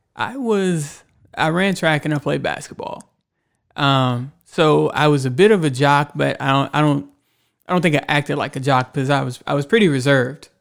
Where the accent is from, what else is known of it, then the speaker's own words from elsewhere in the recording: Houston, Texas, United States; moved away as an adult; now in Austin, United States; I grew up in Houston, and, um, I've been in Austin for a while now, over ten years